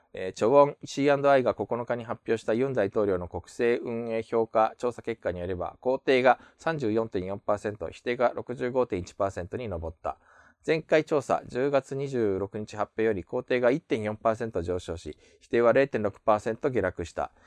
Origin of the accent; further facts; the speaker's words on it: Japan; also born or lived in South Korea; 日本生まれ、えー、9月に韓国から帰ってきました、日本人